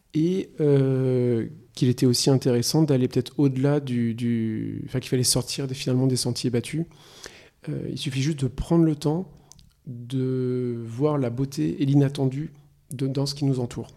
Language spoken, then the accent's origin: French; La Roche-Posay, Nouvelle-Aquitaine, France; moved away as an adult; also born or lived in Paris / China / Singapore / Hong Kong; Je suis né en France, à Paris. J'ai grandi à La Roche-Posay